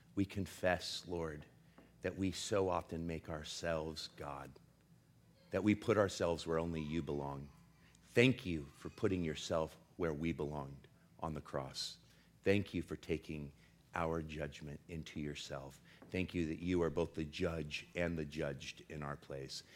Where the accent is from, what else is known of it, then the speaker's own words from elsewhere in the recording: Portland, United States; I'm from Portland, and I'm Gen X